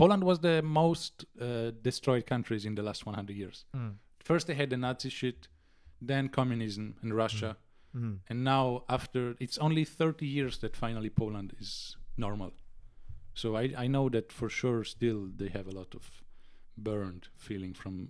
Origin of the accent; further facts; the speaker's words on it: Italy; born there; English is a second language; But if you are in Italy, like me, I was born in 97 in Italy.